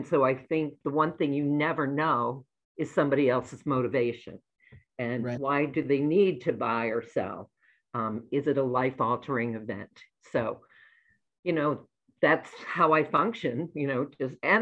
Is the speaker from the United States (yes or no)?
yes; New England, United States; moved away as an adult; now in Chicago, United States; I grew up in New England. My whole life was New England. And then I moved to Chicago when I got married